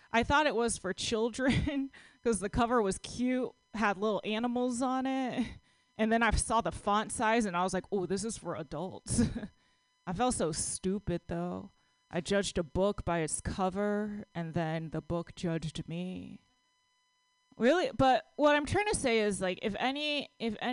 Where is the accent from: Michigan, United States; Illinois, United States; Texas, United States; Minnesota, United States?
Texas, United States; now in San Francisco, United States; I grew up in Texas